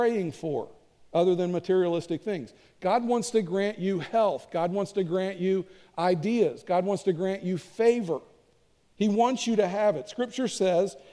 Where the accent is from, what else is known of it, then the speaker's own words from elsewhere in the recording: Kentucky, United States; I'm from Kentucky